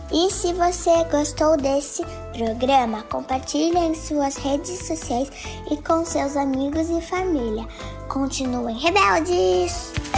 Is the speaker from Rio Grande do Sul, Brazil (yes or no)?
yes; Porto Alegre, Rio Grande do Sul, Brazil; sou de Porto Alegre, tenho 8 anos